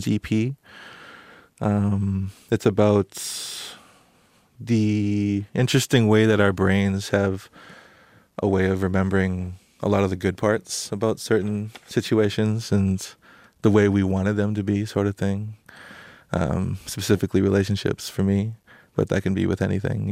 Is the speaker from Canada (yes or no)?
yes; Split Lake, Manitoba, Canada; now in Toronto, Canada; growing up in Split Lake, you know, it's a very religion-based reservation